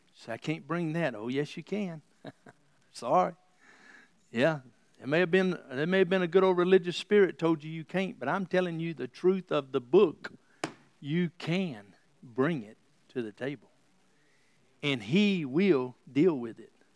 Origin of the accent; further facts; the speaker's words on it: the South, United States; Growing up in the South